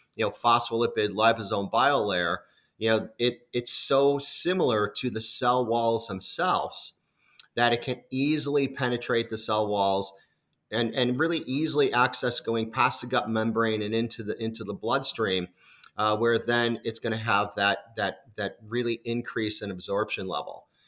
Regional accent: Chicago, Illinois, United States; moved away; I'm initially from the Chicago area

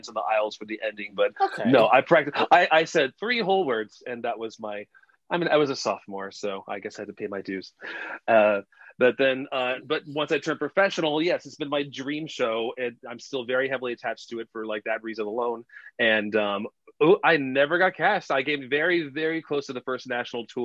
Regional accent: Texas, United States; moved away; I grew up in Texas

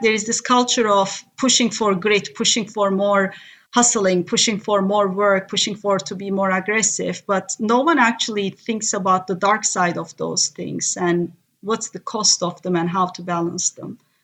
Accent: Turkey; first language Turkish; English is a second language; moved away; I'm from Turkey, born and raised

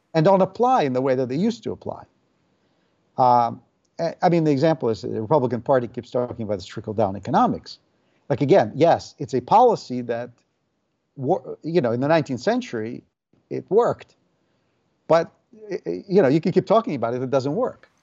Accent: Saint Petersburg, Russia; English is a second language; moved away as an adult; now in United States; I was born in the Soviet Union and grew up there in St. Petersburg. Uh, emigrated with my family when I was 19.

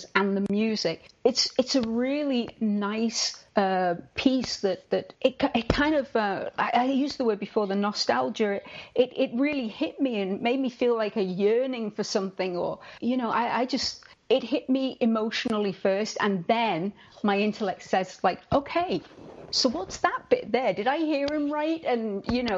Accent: United Kingdom; I'm British

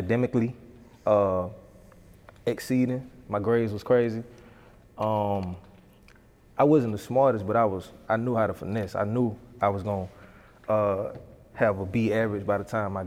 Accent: Douglas, Georgia, United States; moved away; I love my hometown

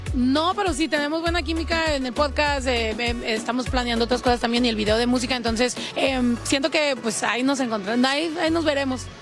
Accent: Mexico; como toda mexicana que soy

